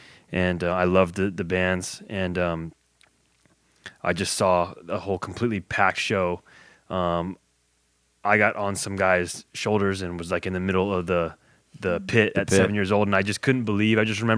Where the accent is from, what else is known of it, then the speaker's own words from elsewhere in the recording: West Covina, California, United States; I grew up in West Covina.